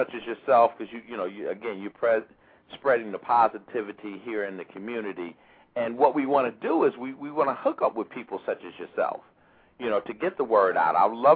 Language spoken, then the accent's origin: English; Chicago, Illinois, United States; moved away as an adult; also born or lived in Washington, D.C.; I'm a kid from Chicago, came out here, you know, to Howard University